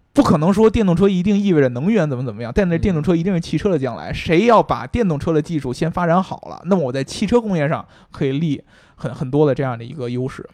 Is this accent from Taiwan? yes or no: no; China; 我们中国人